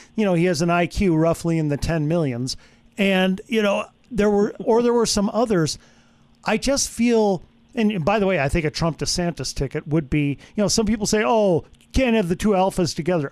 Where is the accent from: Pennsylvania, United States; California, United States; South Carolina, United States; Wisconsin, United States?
Wisconsin, United States; moved away; I'm from Wisconsin, so I'm a Packer fan